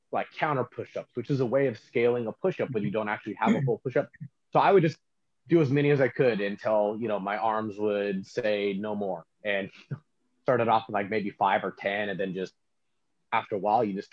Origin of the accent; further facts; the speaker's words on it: Stockton, California, United States; also born or lived in Lodi, California; I was born in Lodi, California, in a small hospital that no longer exists. Then I spent most of my childhood bouncing back and forth between Lodi and Stockton, but I currently live in Stockton, California